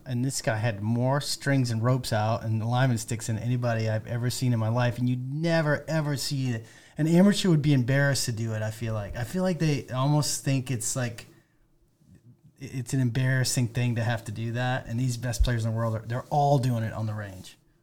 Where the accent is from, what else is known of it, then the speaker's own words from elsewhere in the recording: Maine, United States; moved away; I'm from Maine originally